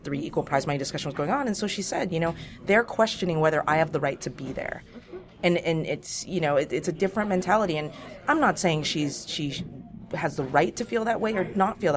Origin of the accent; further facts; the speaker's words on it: United States; I'm an American